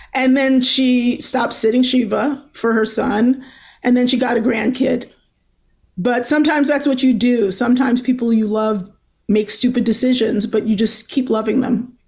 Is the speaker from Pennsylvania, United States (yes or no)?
no; Baltimore, Maryland, United States; I'm from Baltimore